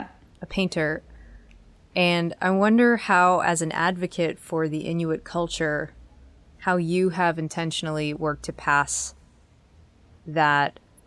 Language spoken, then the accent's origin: English; Massachusetts, United States; I am from Massachusetts, and we add and drop R's.